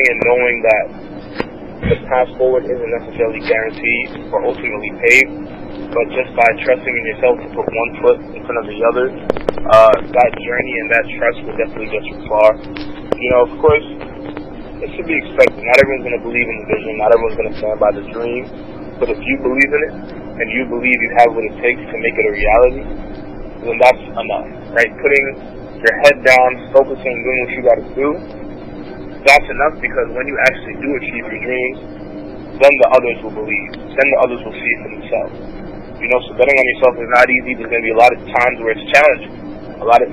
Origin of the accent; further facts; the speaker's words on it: New York City, New York, United States; I'm from Brooklyn, New York. My family's of Haitian descent